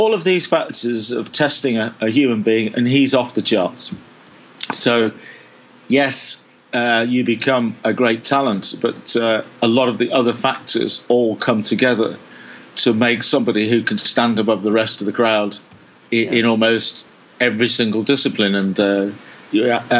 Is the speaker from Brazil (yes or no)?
no; England, United Kingdom; I'm from England.